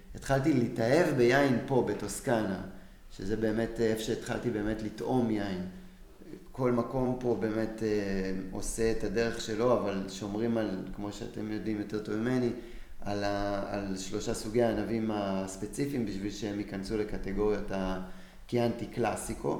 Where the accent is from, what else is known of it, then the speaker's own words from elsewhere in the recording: Israel; moved away as an adult; now in Florence, Italy; אני ישראלי